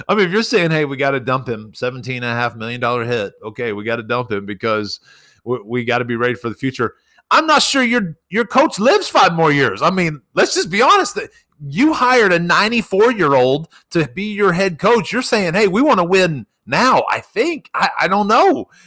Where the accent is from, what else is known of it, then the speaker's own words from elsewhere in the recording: Texas Panhandle, United States; I'm from the Panhandle